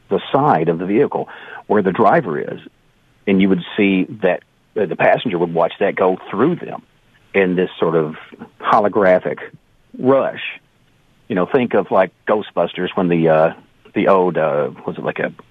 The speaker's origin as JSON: {"language": "English", "country": "Canada", "said": "As a Canadian, you know, there are certain stereotypes, and they're not always bad."}